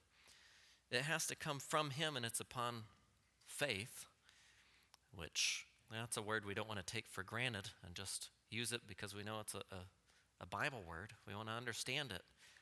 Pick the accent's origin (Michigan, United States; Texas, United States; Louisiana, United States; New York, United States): Texas, United States; Texas panhandle, United States; growing up in the Texas panhandle